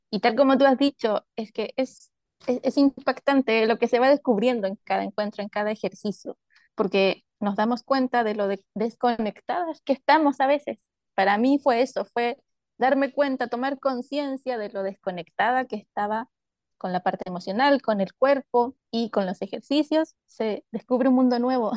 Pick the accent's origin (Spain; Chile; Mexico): Chile; soy de Chile